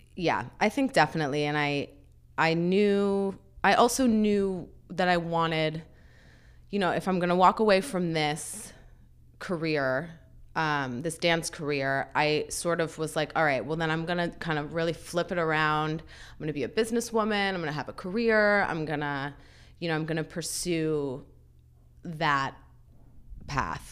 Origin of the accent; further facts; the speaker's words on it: Cleveland, Ohio, United States; now in Los Angeles, United States; I grew up in Cleveland, Ohio